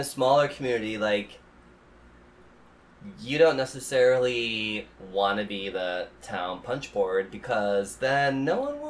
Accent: Midwest, United States; I grew up in the Midwest

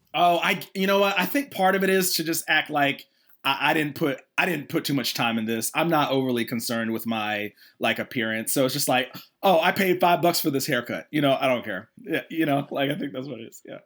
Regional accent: Atlanta, Georgia, United States; I'm from Atlanta originally. So after college, I came back to Atlanta

